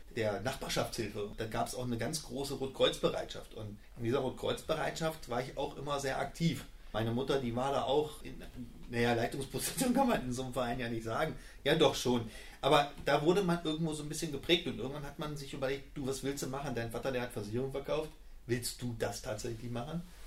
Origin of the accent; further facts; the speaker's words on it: Bad Karlshafen, Hesse, Germany; also born or lived in Schalke (Gelsenkirchen), North Rhine-Westphalia / Kassel; Ich bin in dem ja, schönen Bad Karlshafen groß geworden